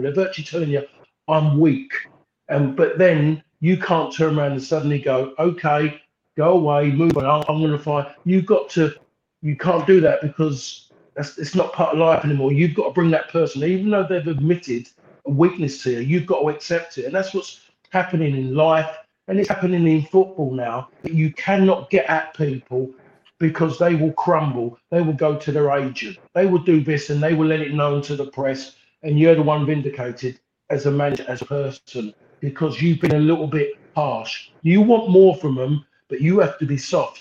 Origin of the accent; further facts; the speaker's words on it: London, United Kingdom; moved away as an adult; also born or lived in Essex / Manchester; Me being like a Londoner